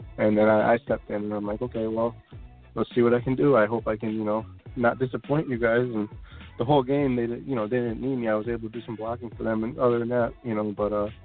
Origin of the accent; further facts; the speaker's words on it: Massachusetts, United States; I'm from Massachusetts